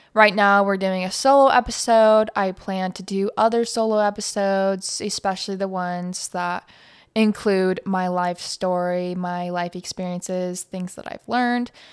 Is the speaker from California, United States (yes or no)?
no; Montana, United States; now in Phoenix, United States; I live in Phoenix, Arizona, and I grew up in Montana